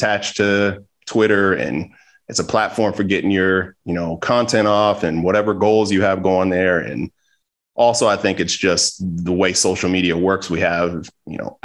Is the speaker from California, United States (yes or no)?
yes; Los Angeles, California, United States; I grew up